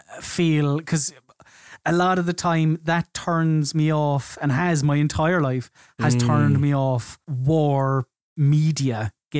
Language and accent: English; Ireland; as an Irishman